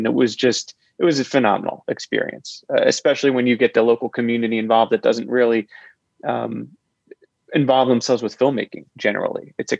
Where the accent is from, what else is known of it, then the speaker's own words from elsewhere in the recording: Philadelphia, United States; I was born and raised in Philadelphia, New Jersey.